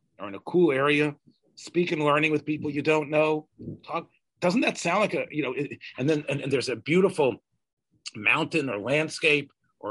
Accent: the South, United States; I'm from the South

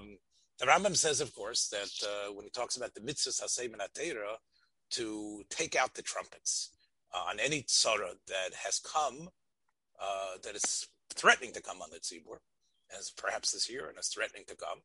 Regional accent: Union County, New Jersey, United States; moved away; I come from Union County in New Jersey

